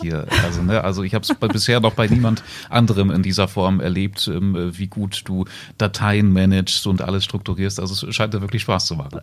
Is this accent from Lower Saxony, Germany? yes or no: yes; Salzgitter, Lower Saxony, Germany; die Salzgitter Zeitung in meiner Heimat